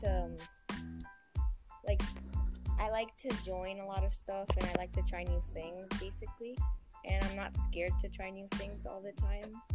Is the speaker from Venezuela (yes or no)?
yes; Venezuela; now in Saudi Arabia; I was born in Venezuela, but uh-huh. now I'm living in Saudi Arabia basically because the conditions in Venezuela are really bad right now